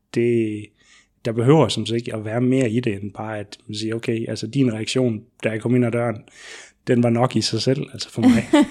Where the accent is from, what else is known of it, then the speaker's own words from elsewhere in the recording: Southern Jutland, Southern Denmark, Denmark; now in Odense, Denmark; jeg kommer ned fra Sønderjylland